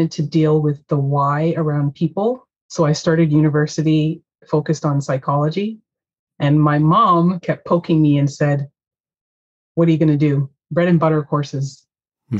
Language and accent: English; Toronto, Ontario, Canada; I was born in Toronto, in the heart of Toronto, but I grew up always in the burbs